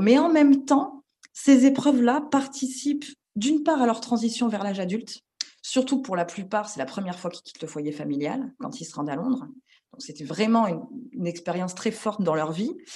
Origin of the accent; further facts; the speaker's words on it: France; en tant que Française